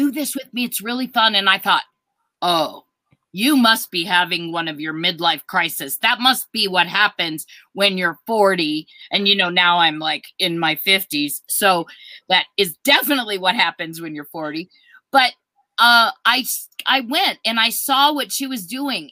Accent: Minnesota, United States; moved away; I was originally born in Minnesota.

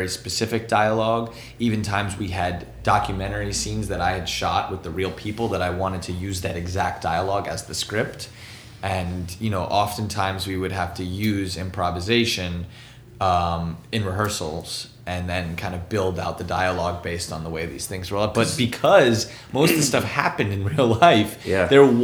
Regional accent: New York City, New York, United States; growing up in New York

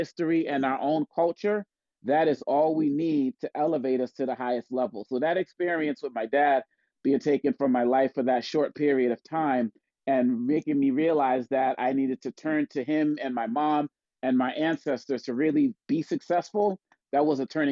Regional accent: Boston, Massachusetts, United States; growing up in Boston, Massachusetts

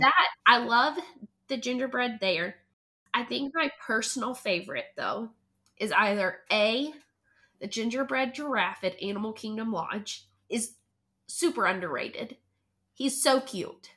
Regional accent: Hendersonville, North Carolina, United States; moved away as an adult; now in Charlotte, United States; I was also born and raised there.

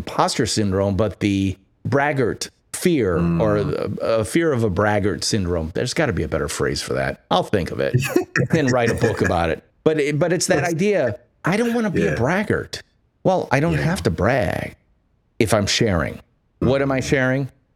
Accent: Midwest, United States; I'm from the Midwest, where people are very feet on the ground

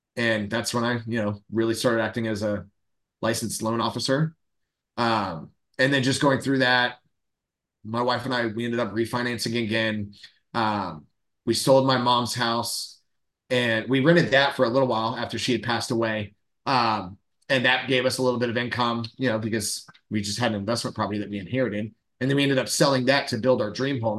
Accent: Central Florida, United States; born and raised in Florida, Central Florida, uh, my whole life.

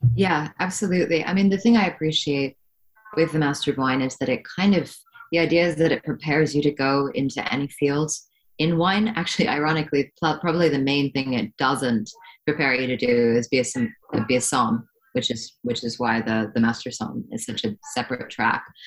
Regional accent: Hong Kong; moved away as an adult; growing up in Hong Kong

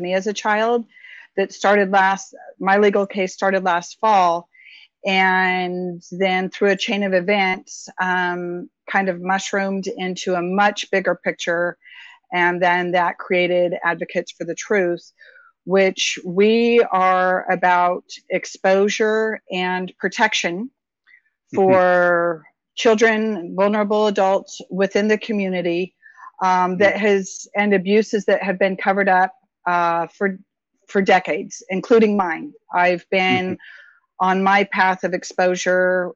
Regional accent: Stockton area, the Valley, California, United States; I was born in Southern California, moved up to Stockton area, raised throughout the valley

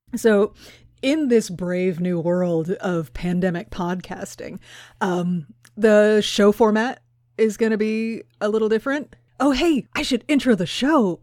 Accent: Houston, Texas, United States; moved away; I grew up in Houston

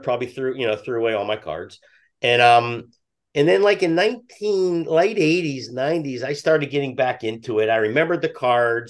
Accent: Pittsburgh, Pennsylvania, United States; now in New England, United States; I grew up in Pittsburgh

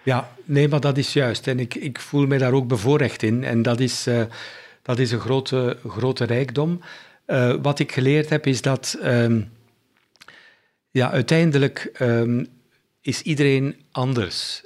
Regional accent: Bruges, Flanders, Belgium; also born or lived in Germany; ik ben ehm, opgegroeid in, een, ehm, in West-Vlaanderen, in Brugge.

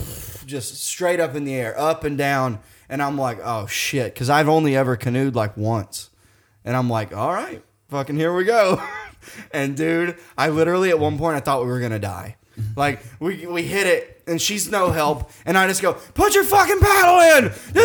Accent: hometown on the Big Piney River, Missouri, United States; my hometown. We got this really big river called Big Piney

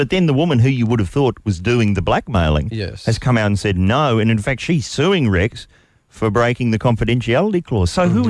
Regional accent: New Zealand; now in Australia; I'm from New Zealand.

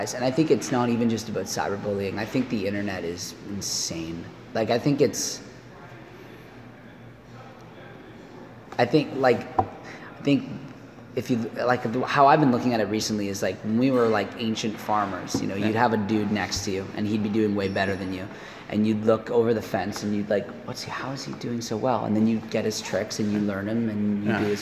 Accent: Canada; being Canadian was a massive part

